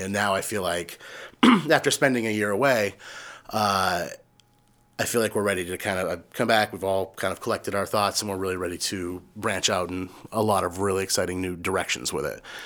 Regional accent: Yarmouth, Maine, United States; also born or lived in Chicago; when I was growing up in Yarmouth

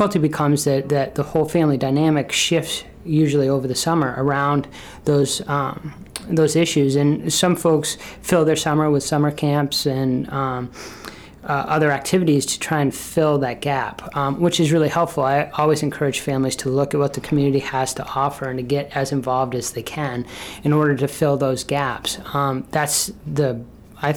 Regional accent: Burlington, Vermont, United States; moved away as an adult; now in Brunswick, United States; I grew up in Burlington, Vermont

